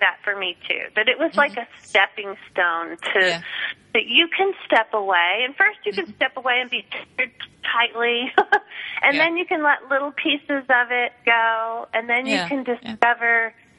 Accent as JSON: {"language": "English", "town": "Dallas", "region": "Texas", "country": "United States", "lives_now": "Austin, United States", "said": "I'm …."}